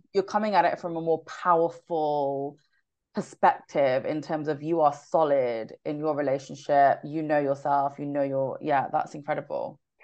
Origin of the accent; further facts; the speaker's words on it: United Kingdom; I'm not just Indian. I'm a British born Indian.